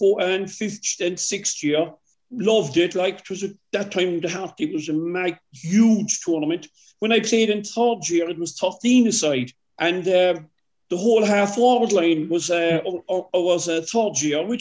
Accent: Cork, Munster, Ireland; also born or lived in Kent; It was a wonderful experience growing up in Rathpeacon

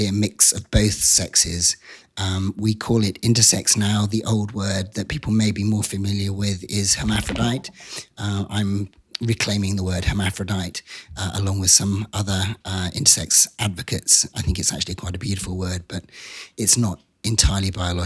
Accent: Wiltshire, South West England, United Kingdom; moved away; I grew up in an area of England called Wiltshire

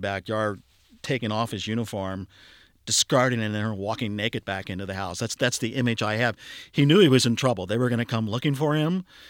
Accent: Cincinnati, Ohio, United States; I grew up in Lower Clifton

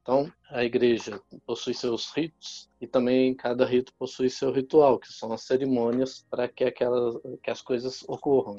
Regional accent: Minas Gerais, Brazil; eu sou mineiro, fui presidente do Triângulo Mineiro e Alto Paranaíba.

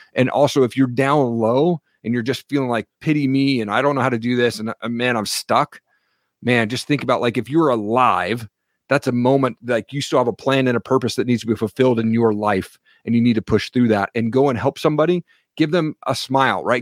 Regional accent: Eastern Washington, United States; now in Coeur d'Alene, United States; I grew up in Eastern Washington, what I thought was a typical household

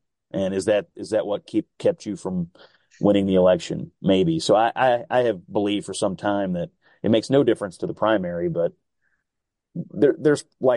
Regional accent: Kentucky, United States; I'm from Kentucky.

